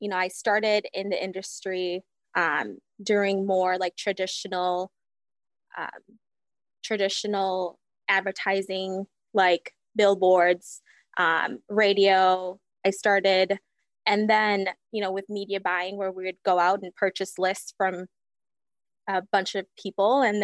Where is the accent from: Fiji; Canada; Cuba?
Fiji; also born or lived in Hawaii; now in Wisconsin, United States; I'm originally from Fiji. Lived there for majority of my life and then moved to Hawaii